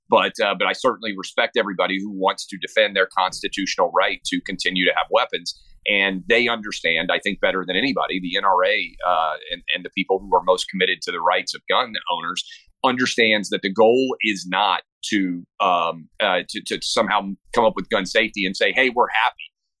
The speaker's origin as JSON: {"language": "English", "region": "the South", "country": "United States", "tie": "born or raised there", "said": "I grew up in the South, so I grew up around guns."}